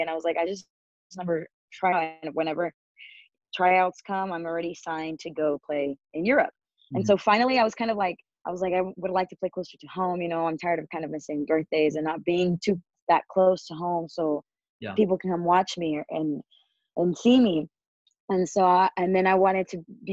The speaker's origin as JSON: {"language": "English", "town": "San Antonio", "region": "Texas", "country": "United States", "tie": "born or raised there", "also_born_or_lived": "Houston, Texas", "moved": "as an adult", "lives_now": "Mexico City, Mexico", "said": "my hometown, San Antonio, or well, it's not really my hometown, but I grew up there"}